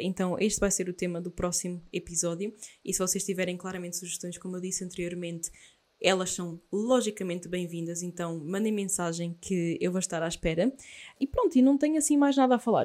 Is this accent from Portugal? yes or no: yes; Aveiro, Centro, Portugal; sou de Aveiro